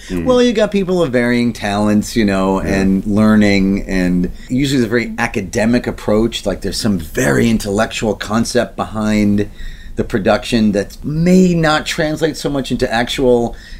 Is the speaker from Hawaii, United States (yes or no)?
no; New York City, New York, United States; I grew up in Queens, so you can't avoid the streets.